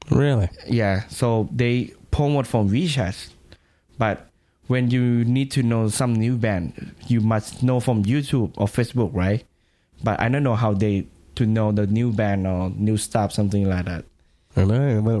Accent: Thailand; English is a second language; Um, my family is uh, Chinese, so I'm start to listen … when I was twelve, I think.

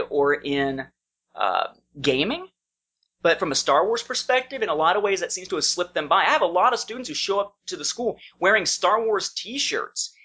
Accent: Evansville, Indiana, United States; moved away as an adult; now in Fairburn, United States; when I was in Evansville, Indiana, my hometown, I lived there uh, from the time I was born up until 2002

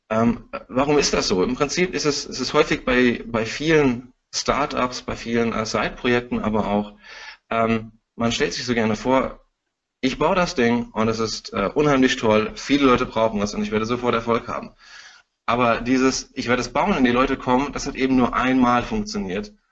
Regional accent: Frankfurt, Hesse, Germany; ich bin Frankfurter Bub

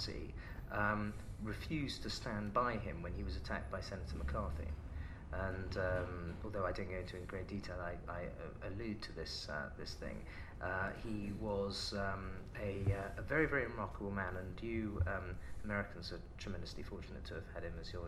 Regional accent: United Kingdom; I'm a British patriot

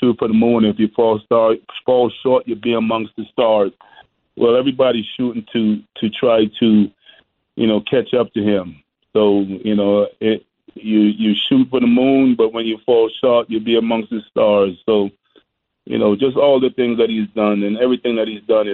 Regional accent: Boston, Massachusetts, United States; I grew up in Boston.

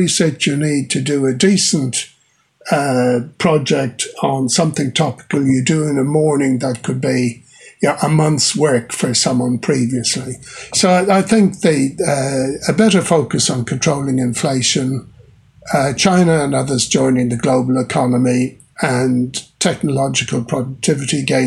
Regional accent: Ireland; moved away as an adult; now in New Zealand; Where I grew up in Ireland

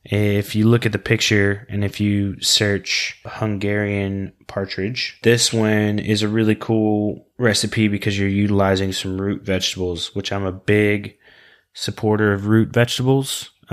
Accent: Oklahoma, United States; Everybody that knows it's listened knows that I'm from Oklahoma

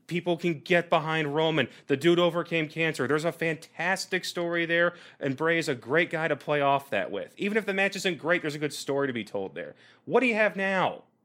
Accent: Kansas City, United States; Kansas City, my hometown

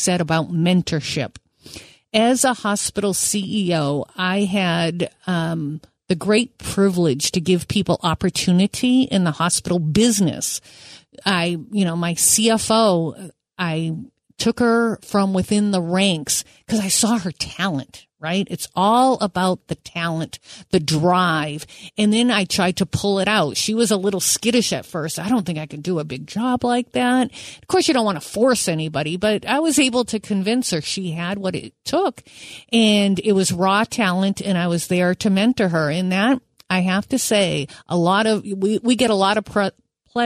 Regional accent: Manchester, New Hampshire, United States; I'm from Manchester, New Hampshire

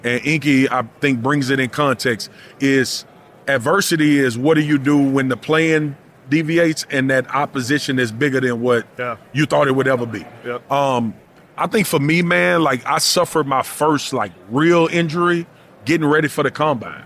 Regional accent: Louisiana, United States; I grew up in Louisiana

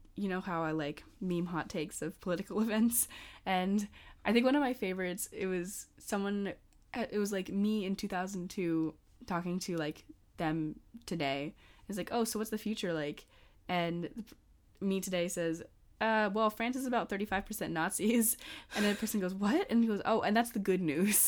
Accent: United States; I'm an American college student.

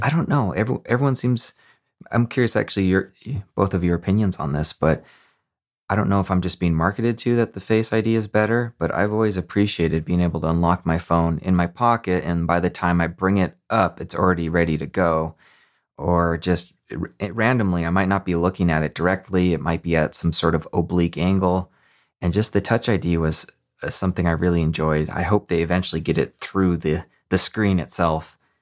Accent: Montana, United States; I grew up in Montana

